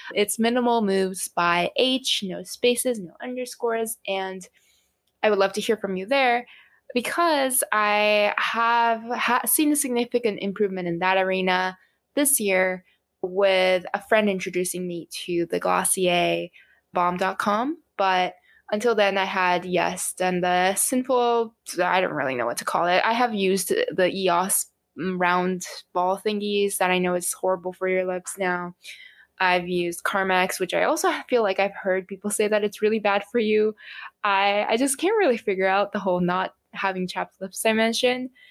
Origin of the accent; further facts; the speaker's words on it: Japan; moved away; I come from Japan